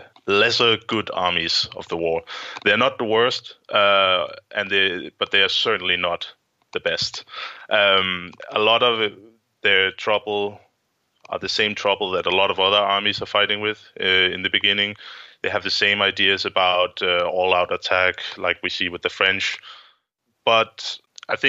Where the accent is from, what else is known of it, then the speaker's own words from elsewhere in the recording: Denmark; I'm an historian from Denmark